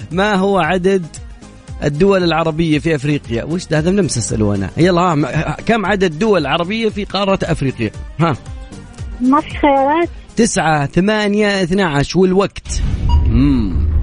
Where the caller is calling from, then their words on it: Ha'il, Ha'il Province, Saudi Arabia; لا من حائل انا من نفس حائل